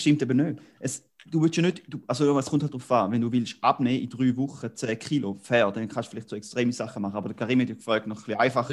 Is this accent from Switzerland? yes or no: yes; Switzerland; als äh, Appenzeller